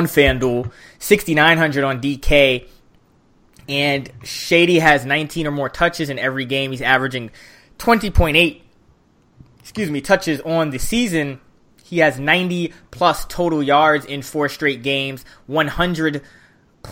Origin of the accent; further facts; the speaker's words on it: United States; I'm from the New York area.